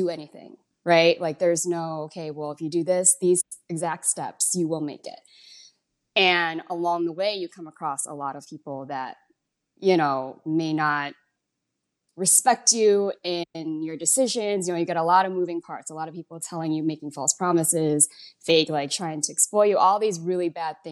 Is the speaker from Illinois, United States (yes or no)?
yes; Chicago, Illinois, United States; moved away as an adult; now in Las Vegas, United States; I grew up mostly around Chinese kids in Chicago